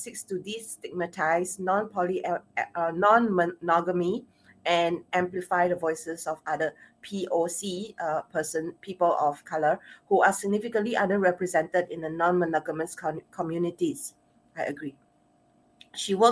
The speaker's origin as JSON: {"language": "English", "country": "Singapore", "accent": "Asian Singaporean", "said": "my Asian Singaporean accent"}